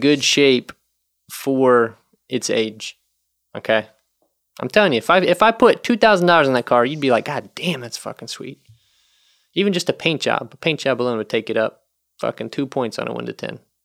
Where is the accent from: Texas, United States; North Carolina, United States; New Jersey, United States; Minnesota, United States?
North Carolina, United States; moved away as an adult; also born or lived in Nashville, Tennessee; now in Chicago, United States; I'm from the South, you know, in North Carolina and then lived in Nashville